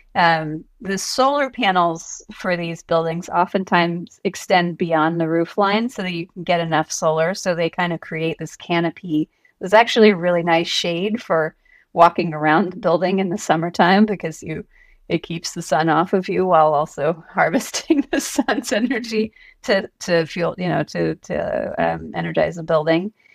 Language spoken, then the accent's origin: English; Atlanta, Georgia, United States; I'm from Atlanta.